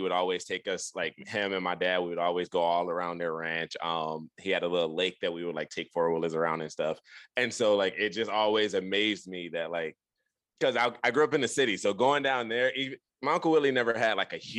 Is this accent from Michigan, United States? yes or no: yes; Detroit, Michigan, United States; moved away; also born or lived in Nashville / South Texas; born and raised in Detroit, Michigan